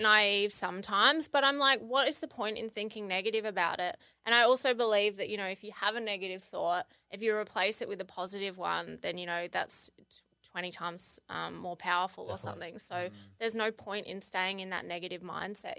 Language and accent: English; Kangaroo Island, South Australia, Australia; I grew up on Kangaroo Island, which is a little island. Well, it's not little, but it's an island off the coast of South Australia